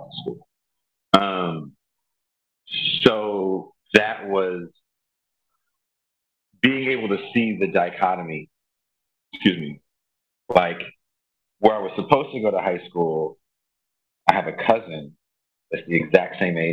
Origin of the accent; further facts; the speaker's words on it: Richmond, California, United States; also born or lived in Oakland, California; I was born in Oakland, California, but I grew up in a city called Richmond, California